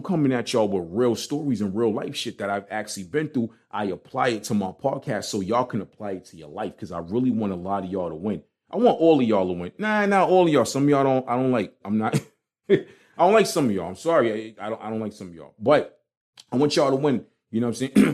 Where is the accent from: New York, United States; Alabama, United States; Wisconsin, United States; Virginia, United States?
New York, United States; New York City; moved away; growing up in Brooklyn